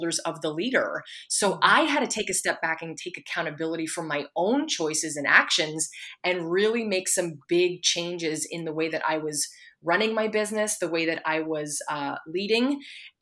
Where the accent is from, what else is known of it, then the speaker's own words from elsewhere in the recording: Pennsylvania, United States; moved away; I'm from Pennsylvania.